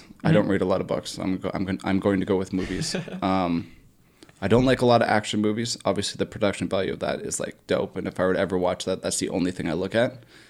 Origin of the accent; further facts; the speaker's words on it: Bolton, Ontario, Canada; It's a new gym that's in my hometown of Bolton, Ontario.